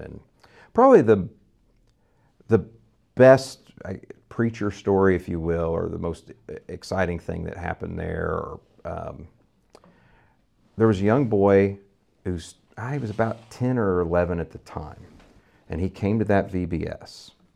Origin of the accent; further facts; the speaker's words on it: Vandalia, Missouri, United States; also born or lived in San Antonio, Texas; I grew up here in Vandalia, Missouri, uh, really outside of, uh, Vandalia, Missouri